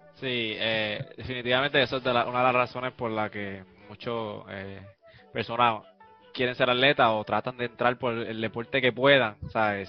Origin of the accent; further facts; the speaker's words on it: Puerto Rico; somos puertorriqueños, nosotros somos bien orgullosos